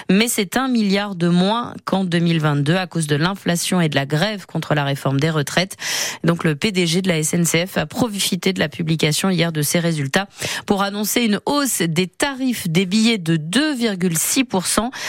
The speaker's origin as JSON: {"language": "French", "town": "Paris", "region": "Île-de-France", "country": "France", "said": "moi, je suis parisienne, donc euh, ça me fait ni chaud ni froid."}